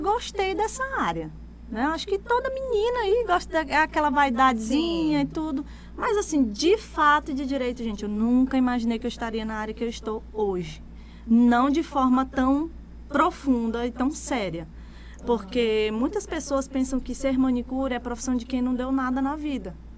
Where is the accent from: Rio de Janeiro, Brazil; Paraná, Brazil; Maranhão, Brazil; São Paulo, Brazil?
Maranhão, Brazil; Imperatriz; also born or lived in Gurupi, Tocantins; Eu me considero imperatrizense, mas eu nasci em Gurupi, no Tocantins, uhum. na época era Goiás, mas aí hoje é Tocantins. E vim pra cá, pra Imperatriz, eu tinha um ano de idade